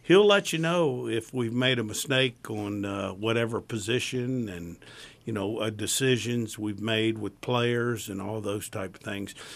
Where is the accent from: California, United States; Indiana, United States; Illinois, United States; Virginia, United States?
Virginia, United States; I came from the Tidewater to here, and I always wanted to come back